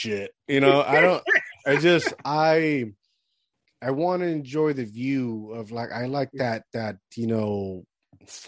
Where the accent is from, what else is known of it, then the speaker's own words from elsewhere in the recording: Puerto Rico; moved away; I grew up in Puerto Rico all my life, so like, I'm a Caribbean dude.